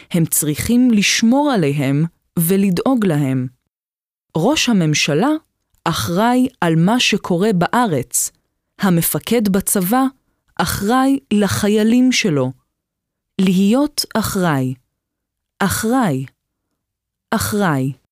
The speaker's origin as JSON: {"language": "Hebrew", "country": "Germany", "tie": "born or raised there", "moved": "yes", "lives_now": "Israel", "said": "נולדתי בגרמניה. אבי נהרג במלחמת העולם השנייה, ואני, מאז שאני זוכרת את עצמי, קראתי כל מה שמצאתי על המלחמה."}